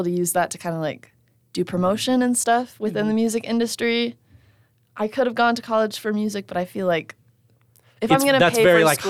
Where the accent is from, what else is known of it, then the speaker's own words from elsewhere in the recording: Las Vegas, Nevada, United States; You know, I'm from Vegas